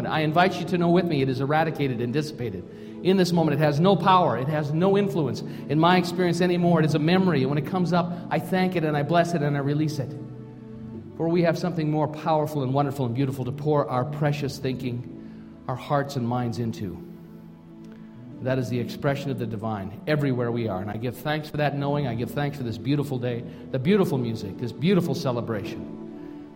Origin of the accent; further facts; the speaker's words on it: Minnesota, United States; moved away as an adult; now in Canada; I grew up in Minnesota.